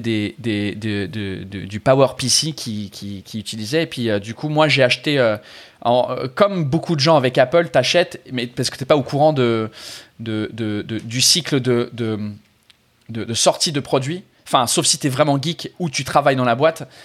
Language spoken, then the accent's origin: French; England, United Kingdom; French is a second language; moved away as an adult; now in France; je suis anglais